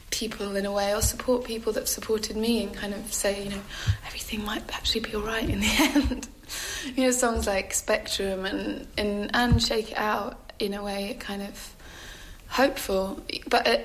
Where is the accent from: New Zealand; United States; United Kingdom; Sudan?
United Kingdom; England; I'm English and I'm slightly bashful and reserved